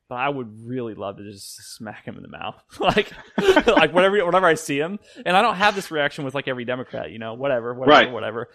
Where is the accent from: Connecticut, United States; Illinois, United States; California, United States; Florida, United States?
Illinois, United States; moved away; also born or lived in Nashville; I'm from Illinois.